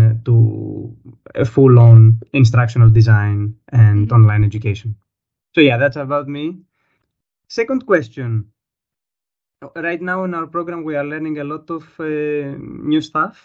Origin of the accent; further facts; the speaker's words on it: Greece; moved away as an adult; now in Germany; I'm from Greece.